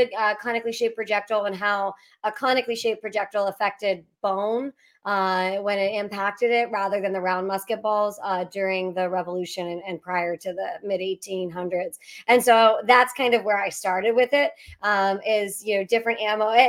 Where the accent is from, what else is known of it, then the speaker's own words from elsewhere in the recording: Pittsburgh, Pennsylvania, United States; I'm from Pennsylvania, from Pittsburgh